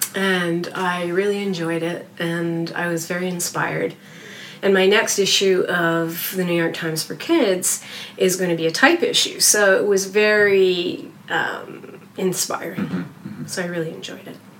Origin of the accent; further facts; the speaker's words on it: Canada; I'm Canadian.